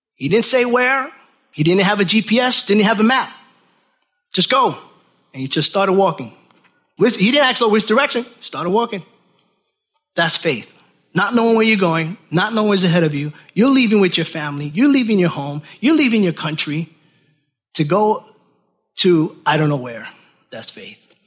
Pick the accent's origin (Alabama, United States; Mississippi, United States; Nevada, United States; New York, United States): New York, United States; Orange County, New York City, United States; moved away as an adult; now in Milford, United States; I'm from New York City, Orange County, New York. That was it. That was my world.